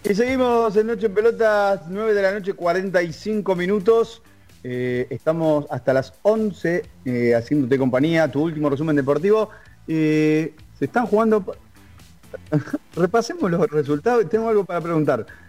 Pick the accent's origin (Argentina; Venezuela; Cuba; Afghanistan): Argentina; Yo soy argentino